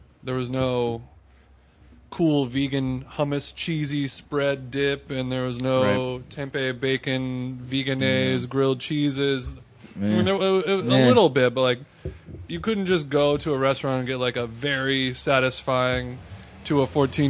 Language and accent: English; Orange County, California, United States; we had a hard time growing up in Orange County